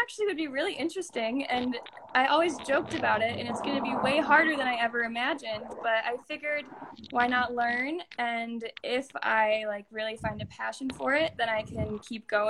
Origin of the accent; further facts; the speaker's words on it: Illinois, United States; now in Denver, United States; I'm originally from Illinois, and now I'm living out in Denver, Colorado